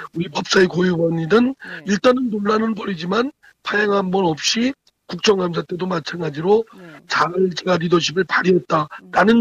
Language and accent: Korean; Chungcheong, South Korea; 제가 충청권 출신입니다